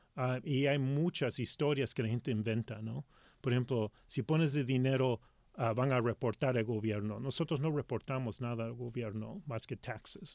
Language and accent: Spanish; Los Angeles, California, United States; first language Spanish; moved away as an adult; also born or lived in Lima, Peru; now in Seattle, United States; yo soy de Los Ángeles